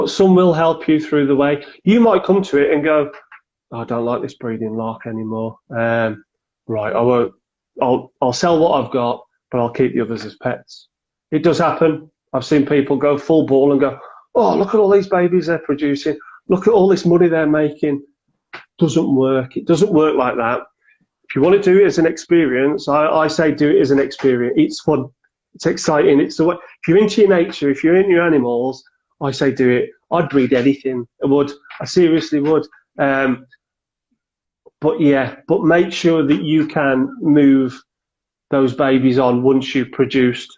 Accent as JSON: {"language": "English", "town": "Cannock", "region": "West Midlands", "country": "United Kingdom", "said": "I'm from Cannock in Staffordshire."}